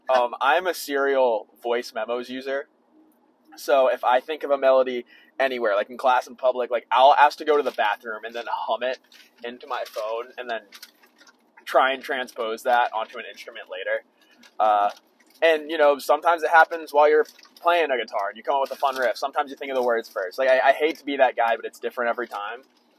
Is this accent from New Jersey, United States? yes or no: no; Raleigh, North Carolina, United States; I'm from Raleigh, North Carolina.